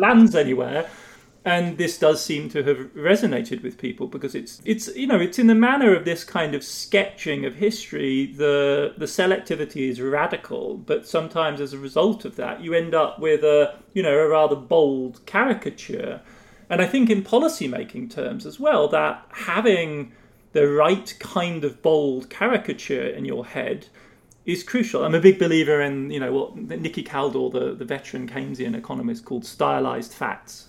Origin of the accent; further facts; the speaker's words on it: Germany; accent: British; moved away as an adult; also born or lived in England; now in United States; growing up in West Germany, as I did in the 70s and 80s